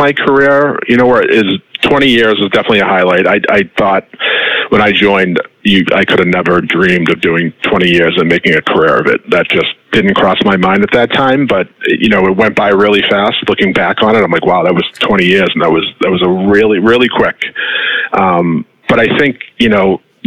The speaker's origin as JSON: {"language": "English", "town": "Rockland", "region": "Massachusetts", "country": "United States", "tie": "born or raised there", "said": "So I was born in Rockland, Massachusetts, which is roughly probably about 30 minutes outside of Boston, on the what we call the South Shore, so south of Boston. I grew up, typical kind of suburban middle class upbringing"}